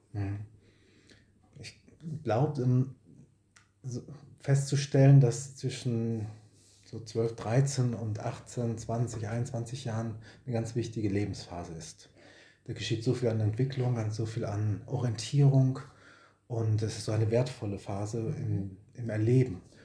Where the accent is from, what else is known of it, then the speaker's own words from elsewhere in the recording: Bochum, North Rhine-Westphalia, Germany; also born or lived in Marburg / Herne / Witten; stamme aus Bochum, tief im Westen bin ich geboren worden, also auf Kohle geboren, sagt man im Ruhrpott.